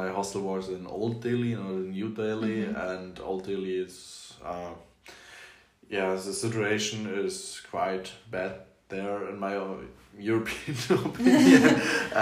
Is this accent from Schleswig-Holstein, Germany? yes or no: yes; Flensburg, Schleswig-Holstein, Germany; I grew up in Flensburg, which is a Danish-German